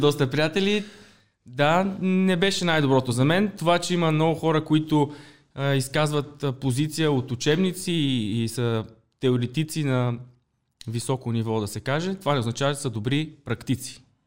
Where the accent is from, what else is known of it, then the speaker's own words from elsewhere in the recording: Pleven, Pleven Province, Bulgaria; moved away as an adult; also born or lived in Sofia; Нямаше какво вече да правя в моя роден град Плевен, трябваше да се ориентирам към столицата.